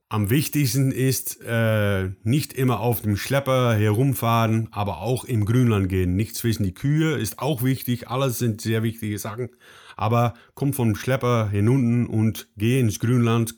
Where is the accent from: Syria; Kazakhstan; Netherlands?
Netherlands; German is a second language; Ich komme aus den Niederlanden